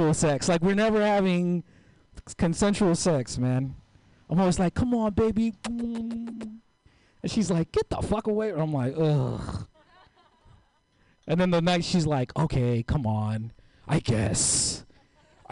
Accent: San Francisco, California, United States; moved away as an adult; also born or lived in East Oakland; now in Oakland, United States; I grew up here in the Mission, 21st and Guerrero

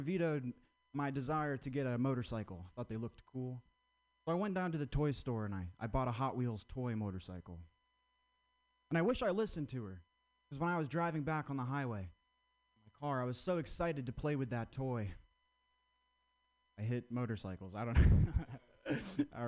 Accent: Vermont, United States; I grew up in Vermont

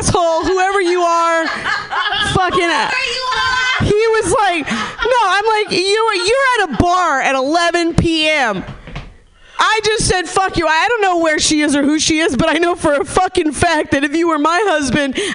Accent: Nevada City, California, United States; born or raised there; moved away

